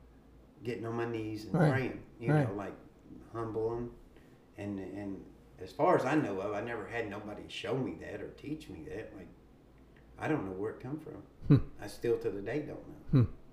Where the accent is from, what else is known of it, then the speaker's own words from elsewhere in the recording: Frankfort, Kentucky, United States; I was born and raised in Frankfort, Kentucky, where I lived on Green Valley Racehorse Farm.